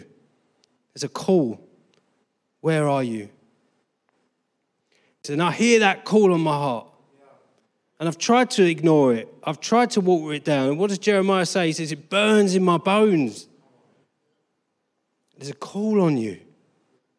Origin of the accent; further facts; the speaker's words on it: Harlow, East of England, United Kingdom; also born or lived in Colchester, Essex / Brazil; I was born in Harlow.